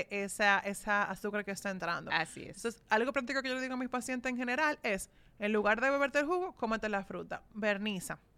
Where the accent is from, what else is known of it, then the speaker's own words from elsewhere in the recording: Dominican Republic; somos dominicanos